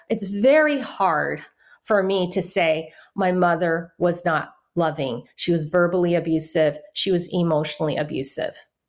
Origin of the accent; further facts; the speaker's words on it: San Francisco, California, United States; first language Chinese; English is a second language; I grew up in Chinatown